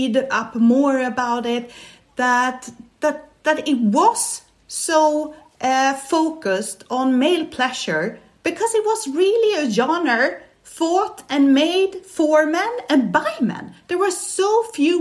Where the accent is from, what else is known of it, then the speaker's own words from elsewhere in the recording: Stockholm, Stockholm County, Sweden; now in Barcelona, Spain; I'm Swedish. I was born in Stockholm